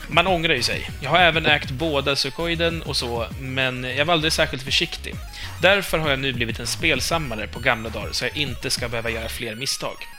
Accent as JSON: {"language": "Swedish", "town": "Stockholm", "region": "Stockholm County", "country": "Sweden", "accent": "Stockholm Swedish (a little)", "said": "Vi är inte stockholmska, eller jag är väl kanske lite"}